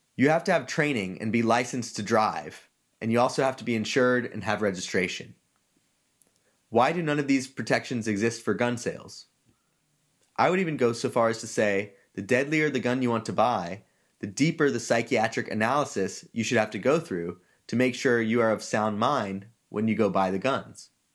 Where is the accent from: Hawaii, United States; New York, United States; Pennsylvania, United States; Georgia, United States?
Georgia, United States; moved away as an adult; now in California, United States; I grew up in Georgia, which, for those who don't know, is a state which likes its guns.